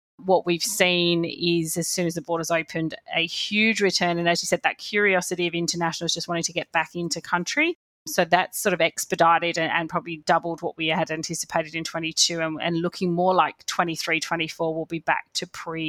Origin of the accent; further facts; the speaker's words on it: England, United Kingdom; now in Melbourne, Australia; being English born and bred in Australia, I feel like I'll never be Australian. I'm a citizen here